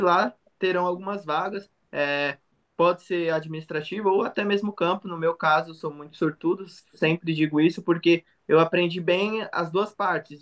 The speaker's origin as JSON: {"language": "Portuguese", "region": "São Paulo", "country": "Brazil", "said": "Sou de São Paulo, da Zona Leste"}